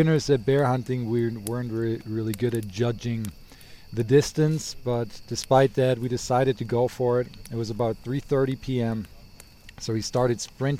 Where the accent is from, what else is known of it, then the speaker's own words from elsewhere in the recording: Germany; also born or lived in Wisconsin, United States; now in Bozeman, United States; I am originally from Germany, moved to Wisconsin, now living in Bozeman, Montana.